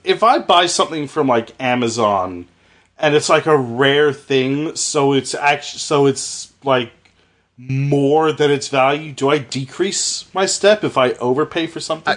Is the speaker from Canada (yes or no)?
yes; Canada; I'm Canadian